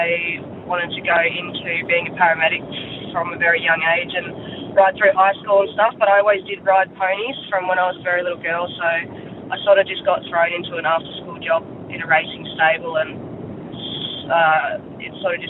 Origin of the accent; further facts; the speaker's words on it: Sunshine Coast, Queensland, Australia; I'm actually from the Sunshine Coast, not the Gold Coast. But, yeah, I grew up down in the hinterland down there